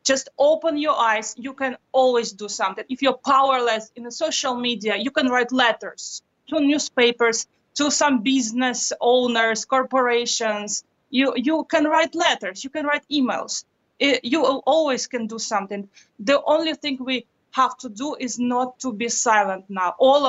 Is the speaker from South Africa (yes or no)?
no; Russia; I grew up in Russia, in a very difficult region, and I remember this feeling of being powerless.